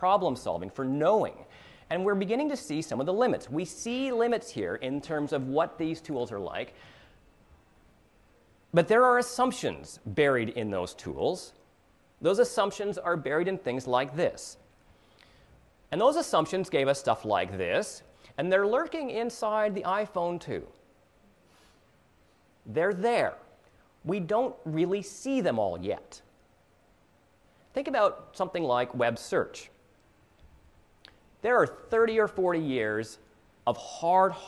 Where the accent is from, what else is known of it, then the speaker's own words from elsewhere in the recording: Canada; now in United States; I'm a Canadian